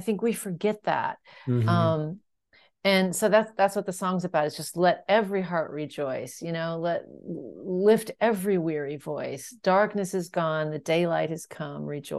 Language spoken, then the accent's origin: English; North Dakota, United States; we're from North Dakota